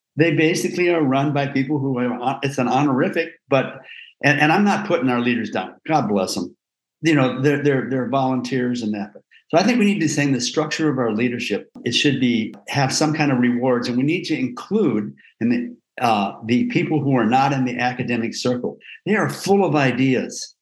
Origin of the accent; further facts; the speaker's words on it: Iowa, United States; I grew up in Iowa